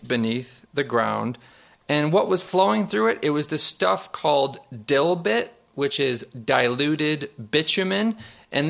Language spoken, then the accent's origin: English; Niagara Falls, New York, United States; I'm from Niagara Falls, New York. Just 4 miles from my boyhood home is the Love Canal.